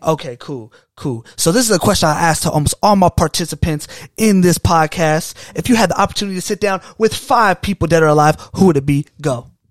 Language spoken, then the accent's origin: English; United States; we're from America